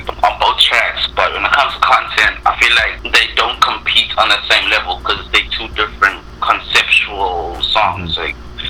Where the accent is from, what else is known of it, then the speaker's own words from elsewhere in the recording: Durban, KwaZulu-Natal, South Africa; I'm from Durban, so we always do the beach thing after church